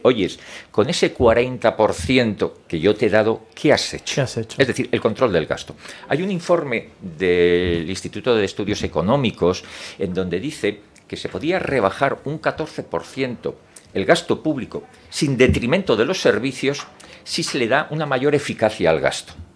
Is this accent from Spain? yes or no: yes; Madrid, Community of Madrid, Spain; Soy madrileño